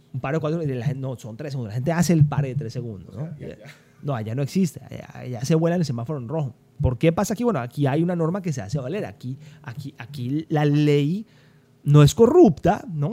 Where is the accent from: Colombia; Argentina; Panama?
Colombia; Cali, Valle del Cauca; yo crecí en Colombia, yo nací en Cali, soy caleño, crecí en Colombia